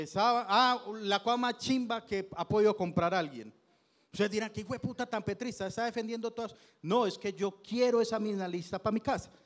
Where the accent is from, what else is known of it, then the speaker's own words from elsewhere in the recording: Itagüí, Antioquia, Colombia; soy de Itagüí, la mayoría vivíamos en Itagüí